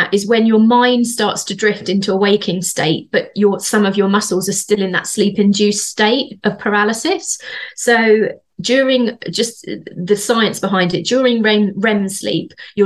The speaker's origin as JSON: {"language": "English", "town": "Bedford", "region": "East of England", "country": "United Kingdom", "accent": "Bedford", "said": "That was my Bedford accent."}